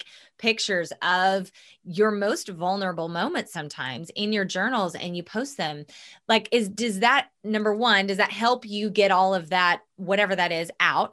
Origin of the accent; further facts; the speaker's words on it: the Bible Belt, United States; We come from the Bible Belt. Mm-hmm. We were both raised deeply and rooted in religion